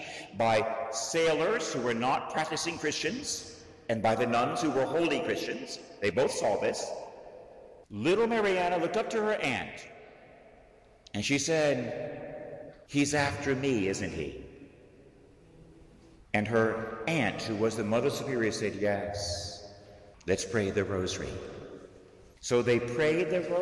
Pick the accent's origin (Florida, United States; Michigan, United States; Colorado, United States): Florida, United States; I was raised in Florida, so I was a sailor as a teenager with sailboats